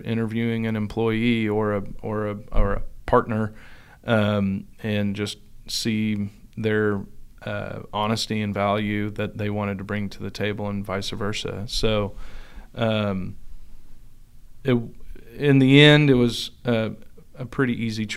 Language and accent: English; Claremore, Oklahoma, United States; also born or lived in Catoosa, Oklahoma; I'm from, well, Catoosa and Claremore and that area. So I've grown up in that area for my whole entire life